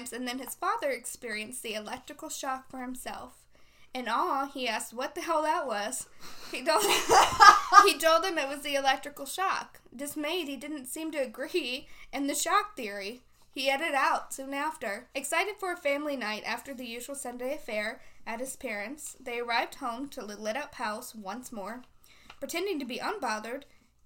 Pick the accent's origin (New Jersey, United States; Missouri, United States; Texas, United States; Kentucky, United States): Missouri, United States; St. Louis; I'm from St. Louis. North County. Yeah. Where we say zinc